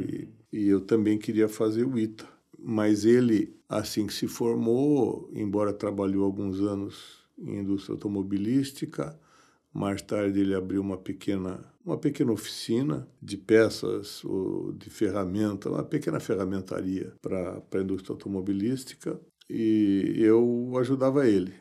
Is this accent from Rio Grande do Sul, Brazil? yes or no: no; São Paulo, Brazil; Eu nasci em São Paulo.